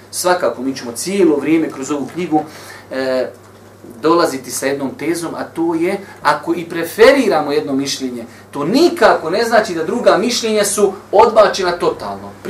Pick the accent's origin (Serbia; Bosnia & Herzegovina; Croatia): Bosnia & Herzegovina; kod nas u Bosni